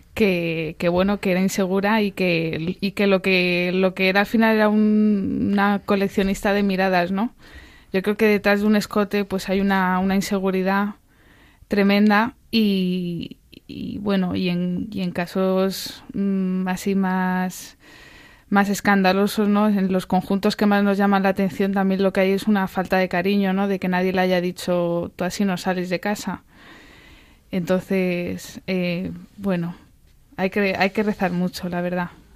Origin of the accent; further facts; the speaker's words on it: Albacete, Castilla-La Mancha, Spain; Yo soy de Albacete